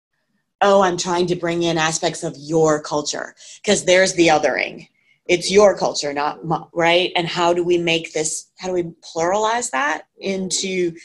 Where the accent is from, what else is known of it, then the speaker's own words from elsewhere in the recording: Massachusetts, United States; I grew up in Massachusetts